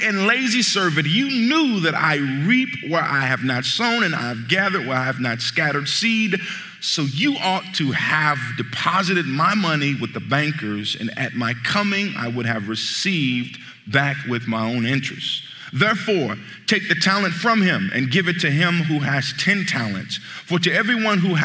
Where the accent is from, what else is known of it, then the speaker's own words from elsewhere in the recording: Midwest, United States; I'm from the Midwest, and I grew up in the place called the Hood